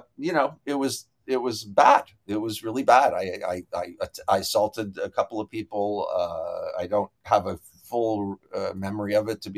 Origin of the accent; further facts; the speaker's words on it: Canada; I'm Canadian